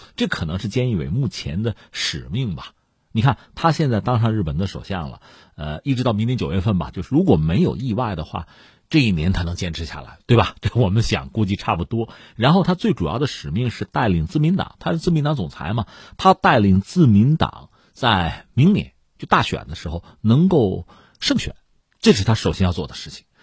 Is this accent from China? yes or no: yes; China; 咱是中国人